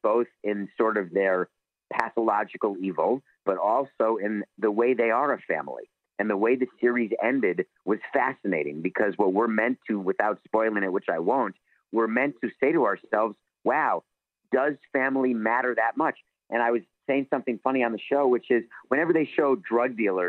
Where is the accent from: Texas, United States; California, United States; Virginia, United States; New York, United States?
New York, United States; New York City; Growing up, I went to school in the Bronx